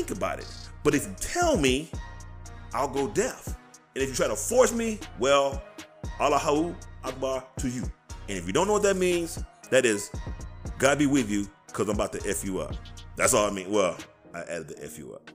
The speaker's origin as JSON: {"language": "English", "country": "United States", "said": "I'm an American. We are Americans"}